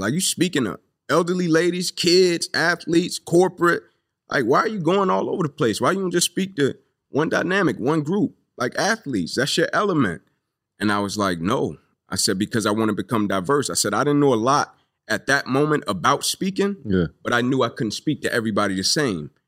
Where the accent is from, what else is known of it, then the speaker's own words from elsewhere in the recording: Atlanta, Georgia, United States; I grew up here in Atlanta. Uh, Kirkwood